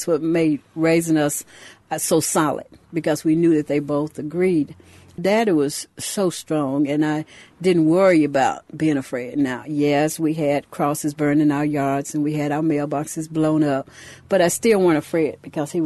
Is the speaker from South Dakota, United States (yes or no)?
no; Louisville, Mississippi, United States; I grew up in Louisville, Mississippi